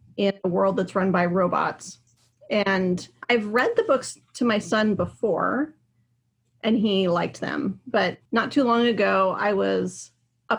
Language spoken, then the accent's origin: English; Pacific Northwest, United States; also born or lived in Hawaii; I grew up here in the Pacific Northwest